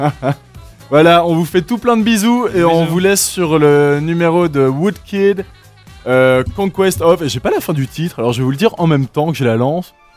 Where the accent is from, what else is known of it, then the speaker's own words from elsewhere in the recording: Madagascar; moved away as an adult; now in Switzerland; j'ai grandi à Madagascar.